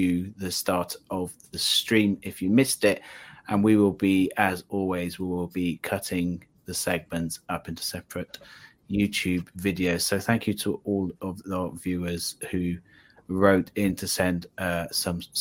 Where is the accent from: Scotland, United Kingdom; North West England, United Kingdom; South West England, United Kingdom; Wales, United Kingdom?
Wales, United Kingdom; South; I'm from South Wales, so I'm actually learning Welsh at the moment.